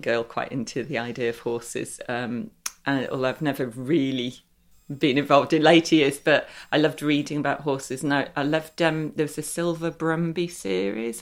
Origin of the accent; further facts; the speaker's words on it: Derby, East Midlands, United Kingdom; I was brought up in Derby, um, and we had Little Over Library